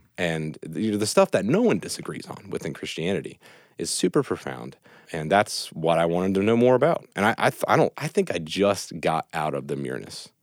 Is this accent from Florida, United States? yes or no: no; Reynoldsville, West Virginia, United States; also born or lived in Clarksburg, West Virginia; I'm uh, West Virginia native. I was born in Reynoldville, uh, well, Clarksburg, West Virginia, and, and raised in Reynoldville, West Virginia